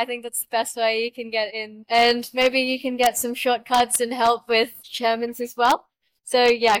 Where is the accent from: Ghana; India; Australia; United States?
Australia; Sydney, New South Wales; We're from Sydney, Australia.